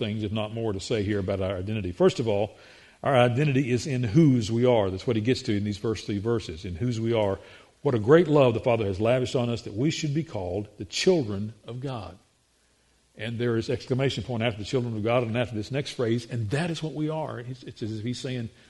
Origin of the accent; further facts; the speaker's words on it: the South, United States; we articulate the English language here in the South